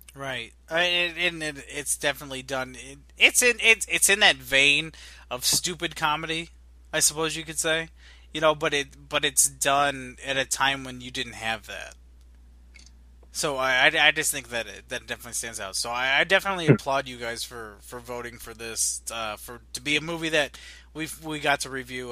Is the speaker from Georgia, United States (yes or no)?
no; Illinois, United States; I'm from Illinois.